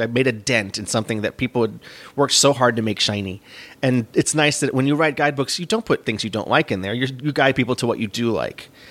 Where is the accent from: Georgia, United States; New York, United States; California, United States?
New York, United States; I was from New York